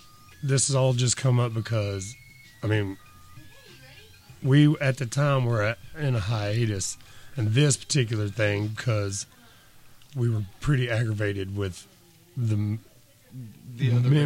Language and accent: English; Clover Creek, Breckinridge County, Kentucky, United States; Our actual, where we grew up is actually on Clover Creek.